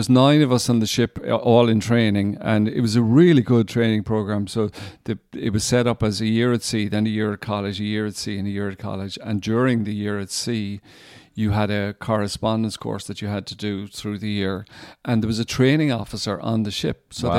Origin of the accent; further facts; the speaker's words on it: Ireland; he was a Protestant from Northern Ireland, and I was a Catholic from Republic of Ireland.